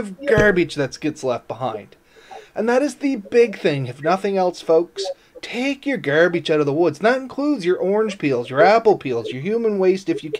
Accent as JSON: {"language": "English", "country": "Canada", "said": "as a Canadian"}